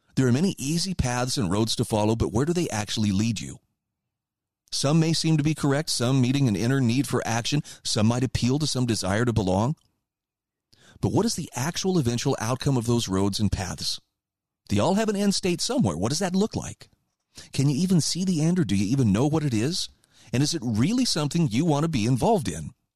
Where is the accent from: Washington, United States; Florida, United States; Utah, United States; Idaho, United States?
Idaho, United States; my home state of Idaho